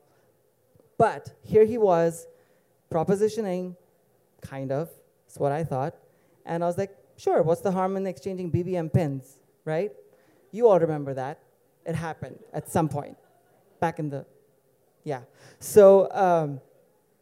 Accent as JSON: {"language": "English", "region": "Dubai", "country": "United Arab Emirates", "tie": "born or raised there", "moved": "as an adult", "said": "I'm from Dubai originally, born and raised. Been here almost 2 years now."}